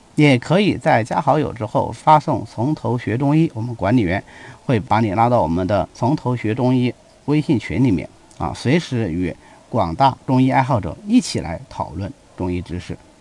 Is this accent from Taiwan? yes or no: no; China; 我们中国人有焚香的习惯